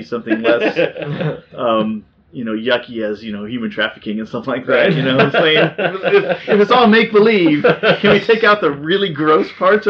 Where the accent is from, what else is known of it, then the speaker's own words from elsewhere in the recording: Southern California, United States; I grew up in Southern California